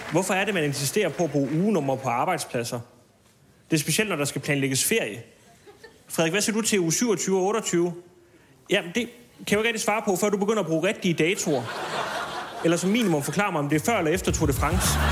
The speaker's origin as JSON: {"language": "Danish", "town": "Smørum", "region": "Capital Region of Denmark", "country": "Denmark", "tie": "born or raised there", "said": "min hjemstavn Smørum 2765"}